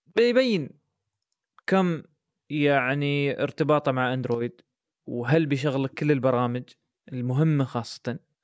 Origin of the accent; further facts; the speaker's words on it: United Arab Emirates; احنا عندنا في الامارات